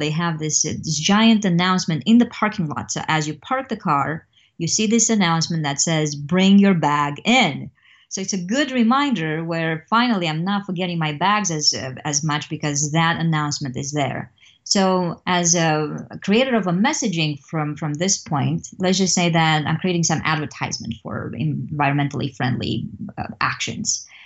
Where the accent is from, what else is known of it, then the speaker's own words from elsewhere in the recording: Romania; now in Missouri, United States; I'm originally from Romania, and, um, I grew up there in a very much of a communist context.